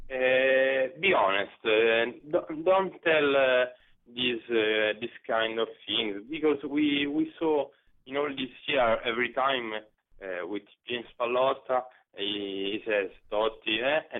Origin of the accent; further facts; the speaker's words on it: Rome, Lazio, Italy; English is a second language; I was born in Rome